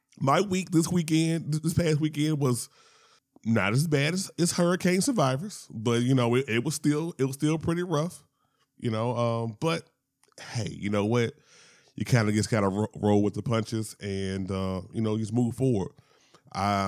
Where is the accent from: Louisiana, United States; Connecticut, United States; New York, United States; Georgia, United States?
Louisiana, United States; Shreveport; now in Atlanta, United States; I am originally from Louisiana, as I point out every single time. Shout out to Shreveport.